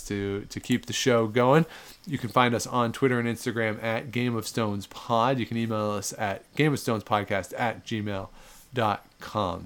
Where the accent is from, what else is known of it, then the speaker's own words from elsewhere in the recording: outside of Toronto, Ontario, Canada; in Canada, growing up outside of Toronto